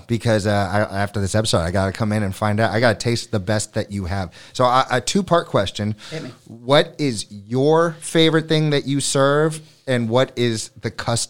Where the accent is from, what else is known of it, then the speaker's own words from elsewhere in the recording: Florida, United States; also born or lived in New York City; now in Hammonton, United States; I grew up in Florida. I spent about a decade in New York City.